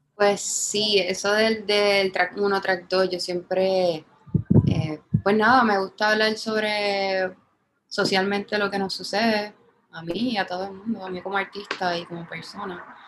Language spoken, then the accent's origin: Spanish; San Juan, Puerto Rico; yo soy de Santurce